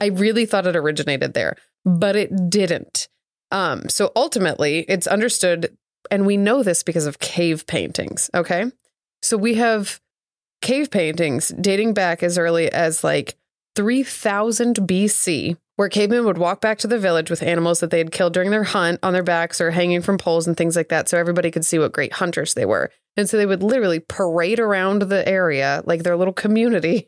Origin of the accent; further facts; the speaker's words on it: Southeast Missouri, United States; as a child growing up in Southeast Missouri.